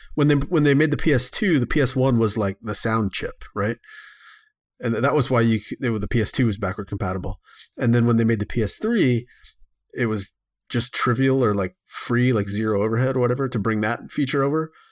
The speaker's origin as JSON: {"language": "English", "town": "Texarkana", "region": "Texas", "country": "United States", "tie": "born or raised there", "said": "my hometown of, uh, Texarkana, Texas"}